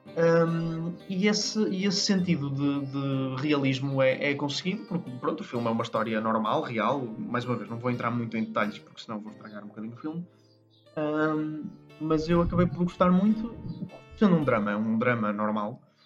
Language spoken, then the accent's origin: Portuguese; Portugal; somos portugueses